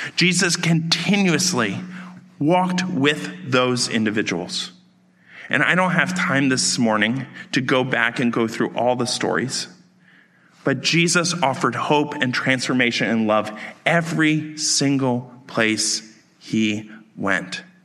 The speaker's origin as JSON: {"language": "English", "area": "outside of Baltimore", "region": "Maryland", "country": "United States", "tie": "born or raised there", "said": "I grew up outside of Baltimore"}